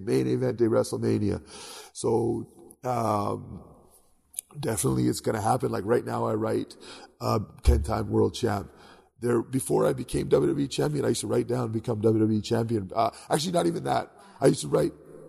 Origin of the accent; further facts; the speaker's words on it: Canada; I grew up in Canada